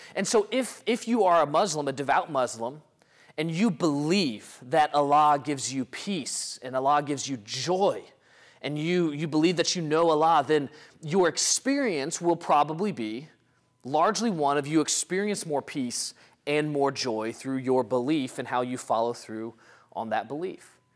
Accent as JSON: {"language": "English", "region": "Mississippi", "country": "United States", "tie": "born or raised there", "said": "a Mississippi boy growing up in the Deep South"}